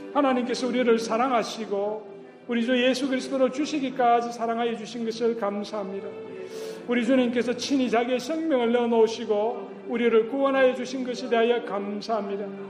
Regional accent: Gyeongsang, South Korea; 나 또 경상도 사람인데

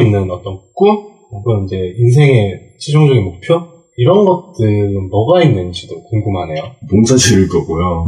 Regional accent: Gyeongsang, South Korea; 저도 이제 경상도 출신이지만은

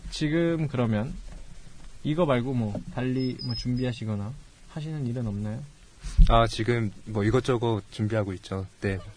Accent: Busan, South Korea; accent: Busan dialect; 제가 집이 저도 부산 출신인데 3차에서 나도 모르게 사투리를 한번 써서

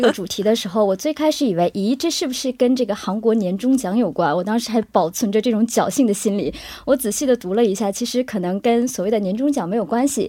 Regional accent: China; now in South Korea; 我们中国人的理解

